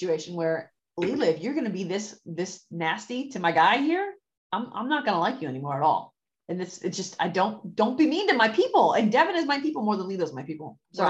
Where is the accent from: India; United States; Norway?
India; as an Indian woman who knows what the standards are for a family in that culture